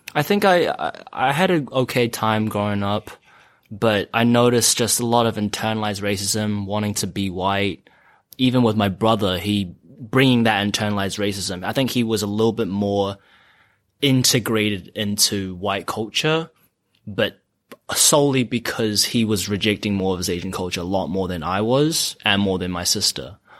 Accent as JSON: {"language": "English", "region": "Auckland", "country": "New Zealand", "tie": "born or raised there", "moved": "as an adult", "lives_now": "Los Angeles, United States", "said": "When I was growing up in New Zealand, uh, uh, well, I grew up in Auckland"}